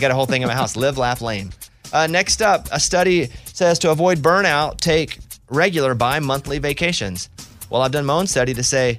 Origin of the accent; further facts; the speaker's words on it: Arkansas, United States; I said, I'm from Arkansas. We don't even call it queso. We call it cheese dip.